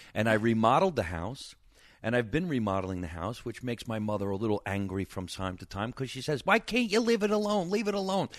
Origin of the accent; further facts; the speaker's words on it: Jersey Shore, New Jersey, United States; moved away as an adult; now in Los Angeles, United States; Nice Italian kid from New Jersey, growing up in the basement with mom